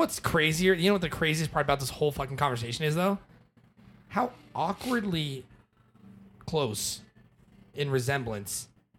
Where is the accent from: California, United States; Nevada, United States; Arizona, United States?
Arizona, United States; also born or lived in Hawaii; Growing up in Arizona, spring training.